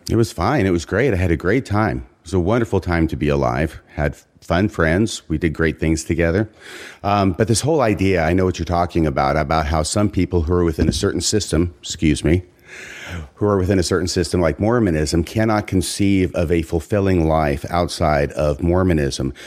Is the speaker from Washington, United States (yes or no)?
yes; Seattle region, Washington, United States; also born or lived in Waco, Texas; junior high school, high school years, I'm up here in Washington